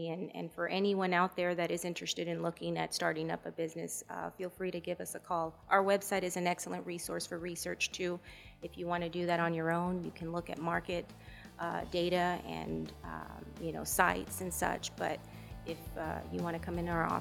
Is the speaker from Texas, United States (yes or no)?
yes; Rio Grande City, Texas, United States; I'm from Rio Grande City.